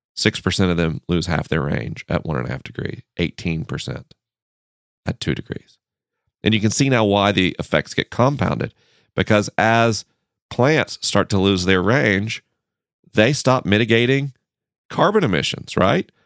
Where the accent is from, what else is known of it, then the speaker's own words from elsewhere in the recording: Tallahassee, Florida, United States; moved away; my hometown, Tallahassee, Florida